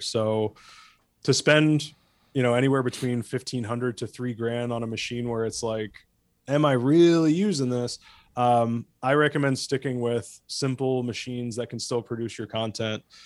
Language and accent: English; New Jersey, United States; moved away; I grew up in Jersey suburbs and not, like, close to the city, hip Jersey suburbs.